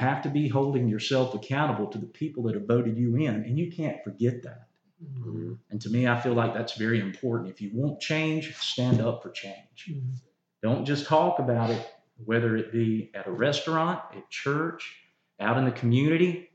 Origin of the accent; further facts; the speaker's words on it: United States; Union is home. This is where I was raised. This is where I went to school